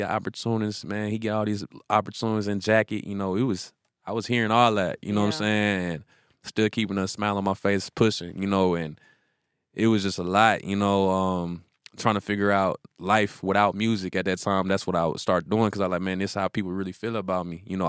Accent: the South, United States; they be mad at me in interviews because I'm from the South, boy.

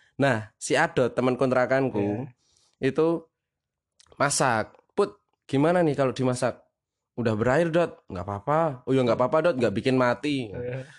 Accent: Magelang, Central Java, Indonesia; asal dari Magelang

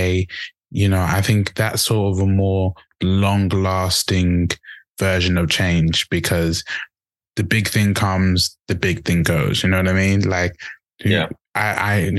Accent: Zimbabwe; now in England, United Kingdom; back home, in Africa, and I'm from Zimbabwe.

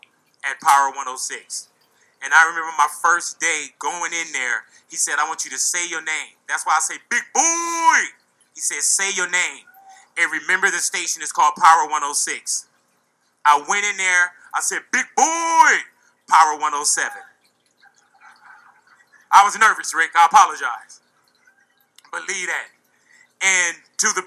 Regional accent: Los Angeles, California, United States; I'm from this turf. I'm from Los Angeles

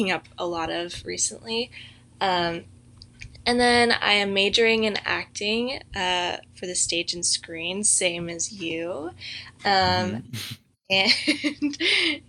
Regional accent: Mission Viejo, California, United States; So I'm from Mission Viejo, California. That's in Orange County, so not too far away from Azusa Pacific.

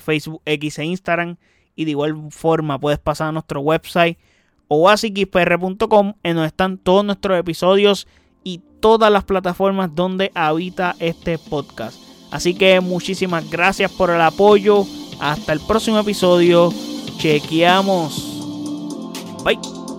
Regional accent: Puerto Rico; como puertorriqueño

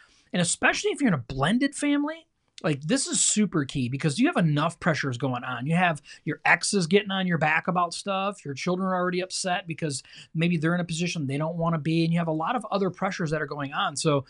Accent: Michigan, United States; we got to watch a football game because we are from Michigan.

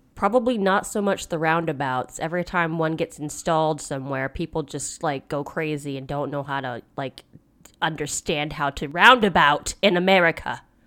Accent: United States; I am very American

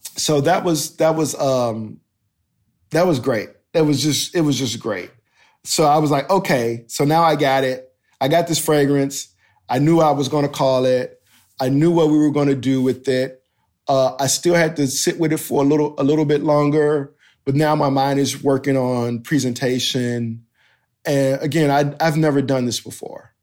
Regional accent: United States; I'm this American D J

